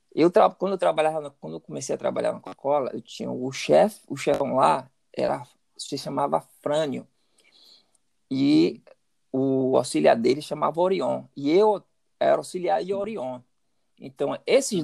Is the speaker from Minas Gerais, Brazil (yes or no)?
no; Salvador, Bahia, Brazil; moved away as an adult; now in United States; eu nasci, cresci em Salvador e sou, sou garoto de Salvador.